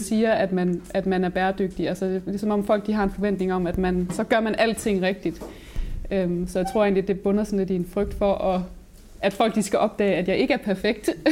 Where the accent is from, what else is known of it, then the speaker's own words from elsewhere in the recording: Aabenraa, Southern Denmark, Denmark; now in Vojens, Denmark; Jeg kommer oprindeligt fra Åben Rå